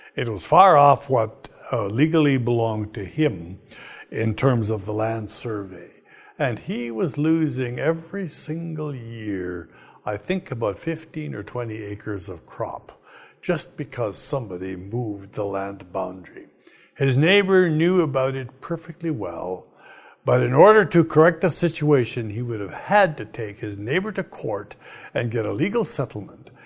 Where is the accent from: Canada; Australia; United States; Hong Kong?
Canada; I'm Canadian